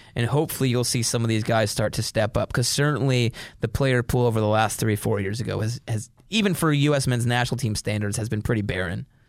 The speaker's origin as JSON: {"language": "English", "country": "United States", "said": "we're American"}